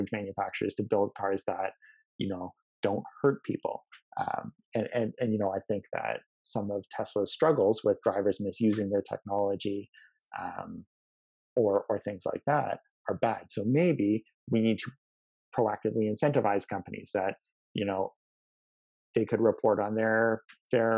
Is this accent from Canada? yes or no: yes; Canada; we as a Canadian society